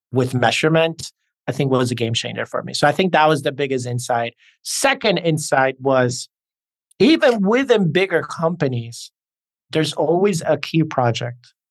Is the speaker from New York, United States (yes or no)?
yes; New York, United States; accent: New York; And as you can hear, I have this blend of a New York accent and a Hispanic or Latin accent.